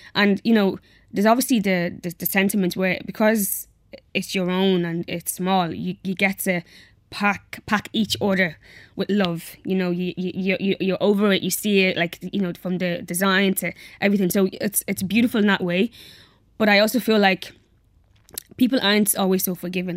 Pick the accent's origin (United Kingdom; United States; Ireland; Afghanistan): Ireland; Dublin, Leinster; also born or lived in Nigeria / Athlone; I grew up in Athlone. Um, actually, we were there for like a couple of, maybe like a month or two. Then we moved to Dublin